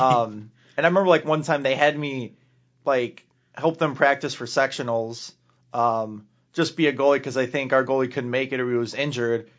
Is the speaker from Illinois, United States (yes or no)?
yes; Lake Bluff, Illinois, United States; I'm from Lake Bluff, like, thirty minutes from Wisconsin